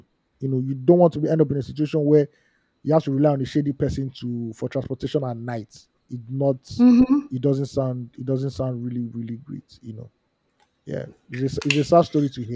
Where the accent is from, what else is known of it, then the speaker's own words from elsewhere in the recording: Nigeria; as a Nigerian